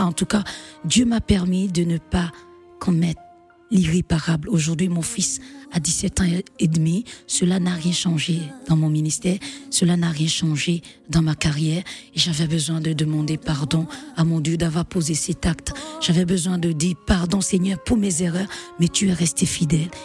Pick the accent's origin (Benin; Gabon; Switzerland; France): Benin; also born or lived in Martinique / Guadeloupe; je rentre chez moi au Bénin